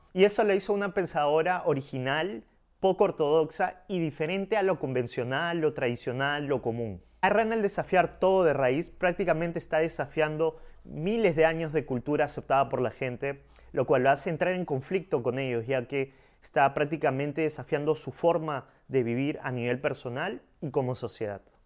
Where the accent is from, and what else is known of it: Peru